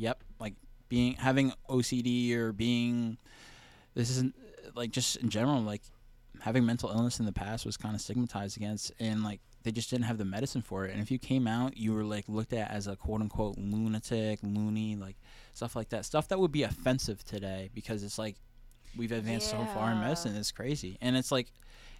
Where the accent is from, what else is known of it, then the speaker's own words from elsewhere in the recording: New Jersey, United States; moved away; also born or lived in California; she moved to New Jersey and had me